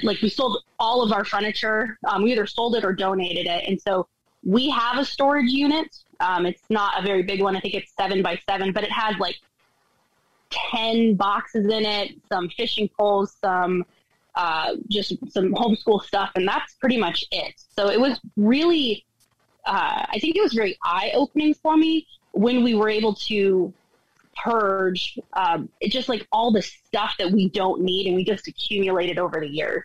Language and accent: English; Colorado, United States; moved away as an adult; Steve and I were both born and raised in Colorado